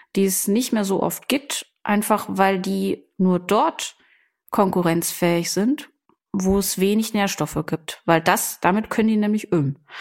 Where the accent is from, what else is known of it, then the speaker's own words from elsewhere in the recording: Germany; bei uns in Deutschland